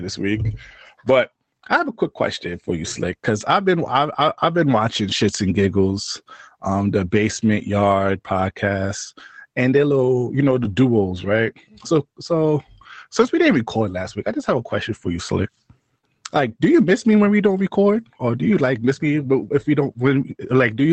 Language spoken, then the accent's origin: English; New York City, New York, United States; growing up in New York City